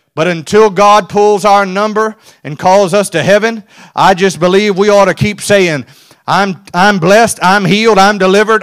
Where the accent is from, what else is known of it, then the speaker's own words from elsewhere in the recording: South Louisiana, United States; I'm from South Louisiana.